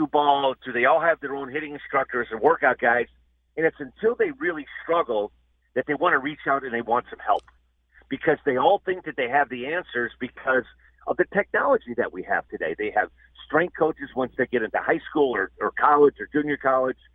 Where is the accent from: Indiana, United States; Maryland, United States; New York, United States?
Indiana, United States; Gary; I grew up in Gary, Indiana.